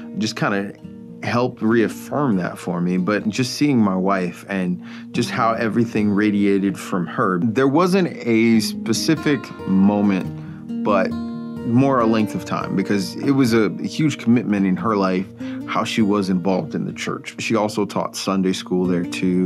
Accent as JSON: {"language": "English", "town": "Chicago", "region": "Illinois", "country": "United States", "also_born_or_lived": "Charleston, Illinois", "moved": "as an adult", "said": "I'm from the South Suburbs of Chicago."}